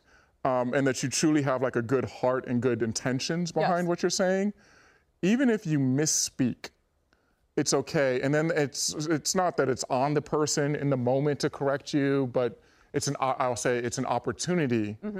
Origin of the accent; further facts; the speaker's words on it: Los Angeles, California, United States; the Lakers, my hometown team, you know, I remember being a kid and going to Laker games